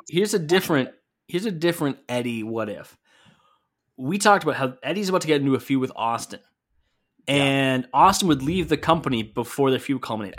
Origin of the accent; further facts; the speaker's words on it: Canada; my home country of Canada